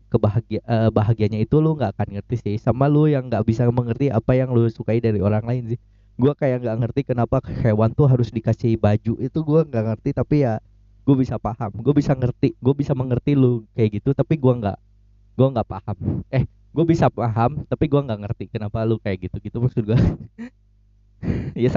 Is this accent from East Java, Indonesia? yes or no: no; West Java, Indonesia; gue yang Sundanya tidak tidak tidak sekental itu meskipun gue lahir dan besar di Sunda dan tidak secinta itu gue sama budaya Sunda